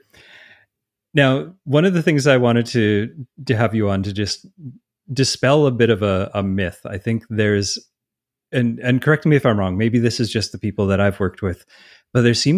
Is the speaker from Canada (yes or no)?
yes; Canada; I'm Canadian